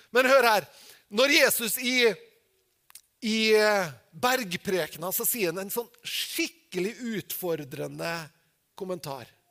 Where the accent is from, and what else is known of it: Norway